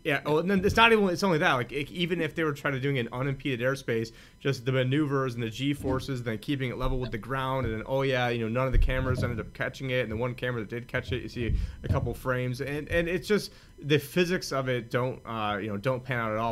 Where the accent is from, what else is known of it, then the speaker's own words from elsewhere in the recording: United States; I'm an American